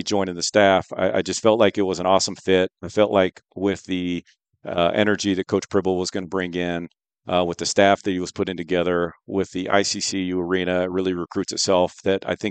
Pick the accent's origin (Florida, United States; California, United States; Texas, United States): California, United States; Sacramento; moved away as an adult; also born or lived in Bay Area, California / Davis, California; now in Moscow, Idaho, United States; Entire life in Northern California. Born and raised in Sacramento